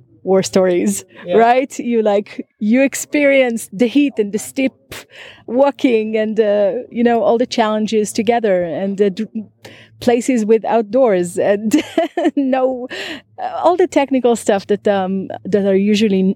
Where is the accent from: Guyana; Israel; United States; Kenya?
Israel; I'm from Israel